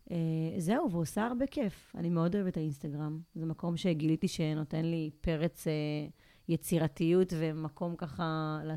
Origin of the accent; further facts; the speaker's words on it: Ashkelon, Southern District, Israel; now in Tel Aviv, Israel; אני אשקלונית במקור